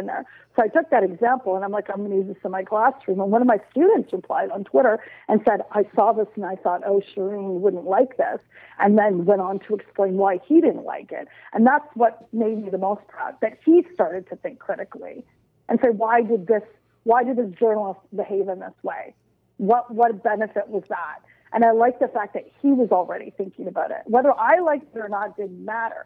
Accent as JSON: {"language": "English", "region": "Nova Scotia", "country": "Canada", "said": "I'm from Nova Scotia."}